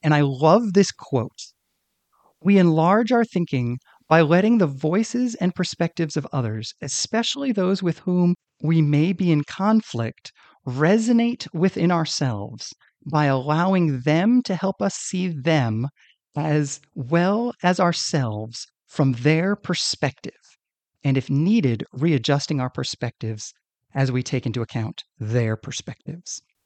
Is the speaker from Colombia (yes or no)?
no; United States; me as an American